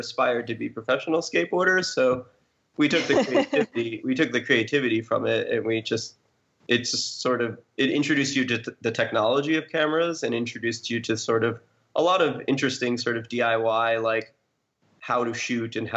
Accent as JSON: {"language": "English", "region": "New York", "country": "United States", "said": "I'm originally from New York"}